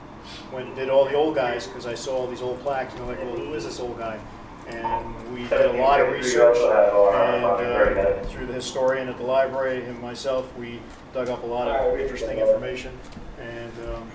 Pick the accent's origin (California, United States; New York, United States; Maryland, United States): New York, United States; Pearl River; Born and raised. Yeah. My family's been here since 115 years, I guess, or something like that.